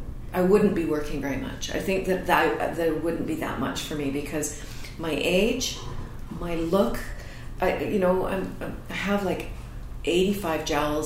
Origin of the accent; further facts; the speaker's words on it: Canada; I'm, I think, known as a Canadian actress.